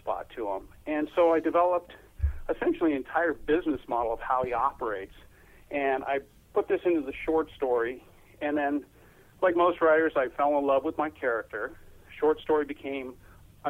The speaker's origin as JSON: {"language": "English", "town": "Los Angeles", "region": "California", "country": "United States", "tie": "born or raised there", "said": "I was born and raised in the South Bay"}